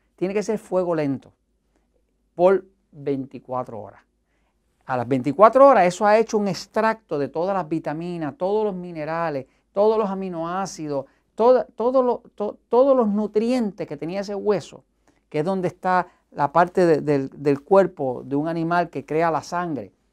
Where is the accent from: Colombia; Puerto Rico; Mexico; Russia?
Puerto Rico; en mi país, en Estados Unidos, en Puerto Rico